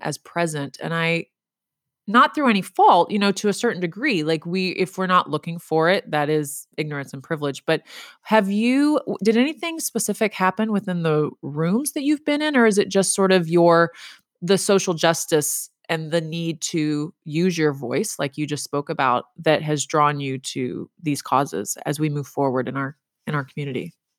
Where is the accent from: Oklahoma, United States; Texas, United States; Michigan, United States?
Texas, United States; I'm from Texas